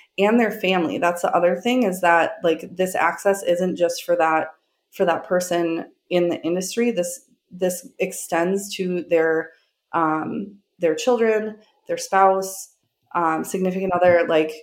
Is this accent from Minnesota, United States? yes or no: yes; Minneapolis, Minnesota, United States; my hometown